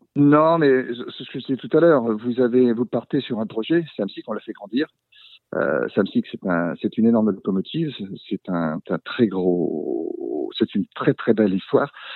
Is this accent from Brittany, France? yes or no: yes; Brittany, France; nous sommes des Bretons